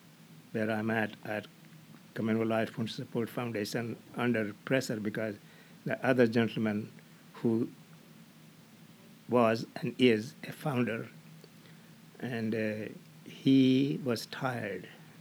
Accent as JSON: {"language": "English", "country": "India", "tie": "born or raised there", "moved": "yes", "said": "In India."}